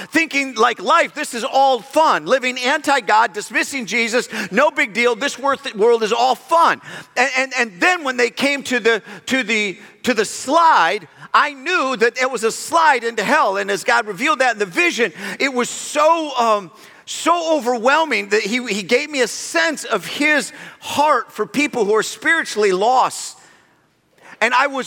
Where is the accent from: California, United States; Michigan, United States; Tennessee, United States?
Michigan, United States; we're from Michigan